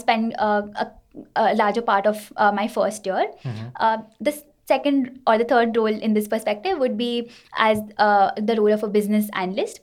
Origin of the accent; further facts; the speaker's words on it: Kolkata, West Bengal, India; I have been born and brought up in Kolkata